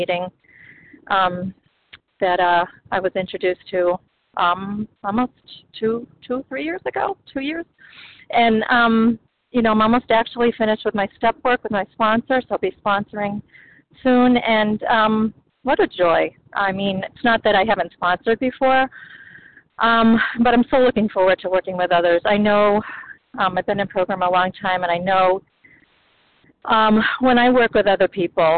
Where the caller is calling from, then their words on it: the Berkshires, Massachusetts, United States; I'm calling from Massachusetts, from Berkshires